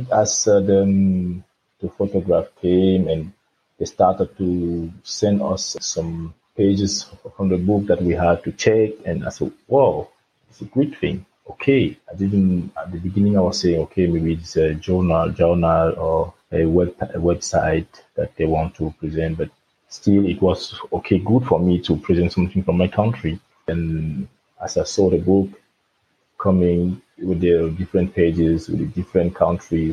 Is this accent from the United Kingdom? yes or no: no; Cameroon; moved away as an adult; now in Frankfurt, Germany; I'm from Cameroon. I left Cameroon with 27 years old, and I came to Germany to study.